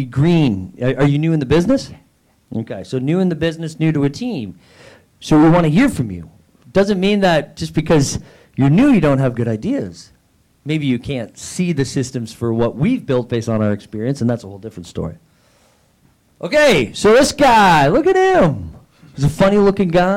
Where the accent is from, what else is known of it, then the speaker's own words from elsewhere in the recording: Niagara, Ontario, Canada; I'm from Canada